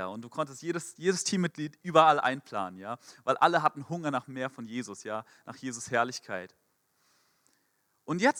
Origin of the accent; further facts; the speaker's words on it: Frankfurt, Hesse, Germany; Mein Pastor in Frankfurt, ich komme aus Frankfurt, aus der Ecclesia-Gemeindegründung dort